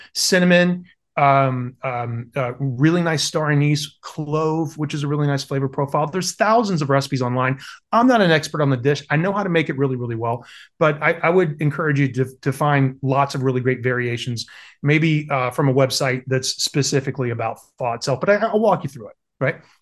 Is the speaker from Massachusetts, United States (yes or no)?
no; South Carolina, United States; I grew up in South Carolina